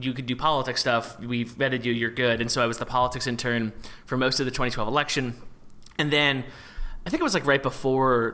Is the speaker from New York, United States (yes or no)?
yes; New York area, United States; I'm from the New York area